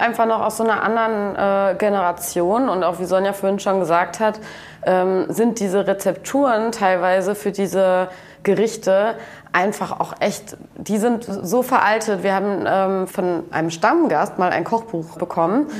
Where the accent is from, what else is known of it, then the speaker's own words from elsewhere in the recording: North Rhine-Westphalia, Germany; moved away as an adult; now in Kiel, Germany; wir kommen ja auch beide aus NRW, aber auch aus unterschiedlichen Städten